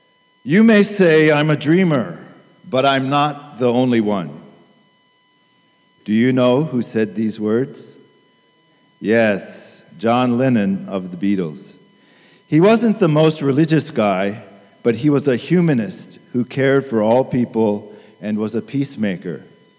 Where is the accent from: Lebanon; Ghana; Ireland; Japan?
Japan; Tokyo; I grew up in Tokyo as a missionary kid and attended Tokyo Union Church.